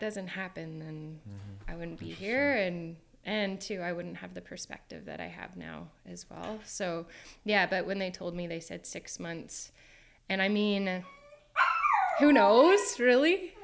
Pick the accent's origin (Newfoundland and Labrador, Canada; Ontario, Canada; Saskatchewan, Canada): Ontario, Canada; Kingston; moved away as an adult; also born or lived in Australia; I'm from Kingston, Ontario